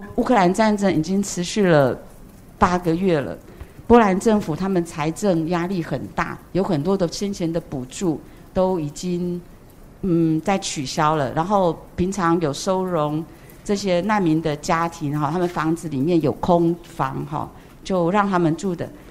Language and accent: Chinese; Taiwan; moved away as an adult; also born or lived in Opole, Poland; now in Poland; 我在台湾长大的时候，我，我知道慈济